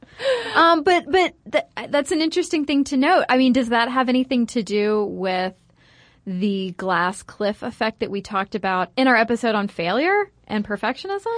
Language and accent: English; United States; I'm American